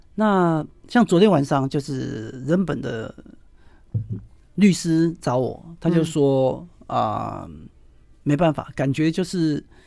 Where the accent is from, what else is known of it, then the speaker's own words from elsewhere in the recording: Taiwan; also born or lived in Taichung; 我们台湾人喜欢这样起承转合啊